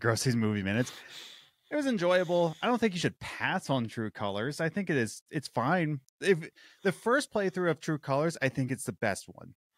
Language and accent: English; Philadelphia, Pennsylvania, United States; born and raised in Philadelphia